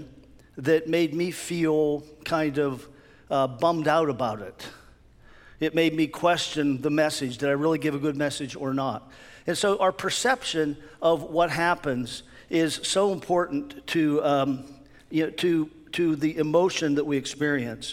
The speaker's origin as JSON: {"language": "English", "area": "near Pittsburgh", "region": "Pennsylvania", "country": "United States", "tie": "born or raised there", "said": "I grew up near Pittsburgh"}